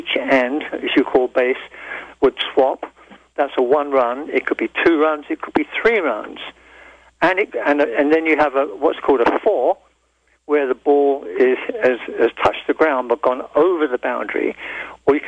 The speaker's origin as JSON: {"language": "English", "region": "England", "country": "United Kingdom", "said": "being an English person"}